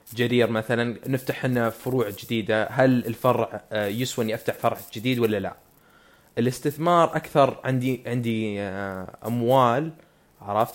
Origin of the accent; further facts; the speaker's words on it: Saudi Arabia; عندنا بالسعودية